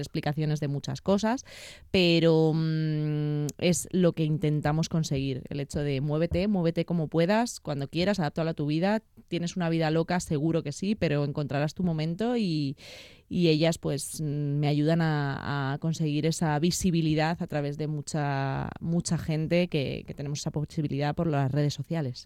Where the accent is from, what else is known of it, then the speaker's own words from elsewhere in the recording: Madrid, Community of Madrid, Spain; yo nací en Madrid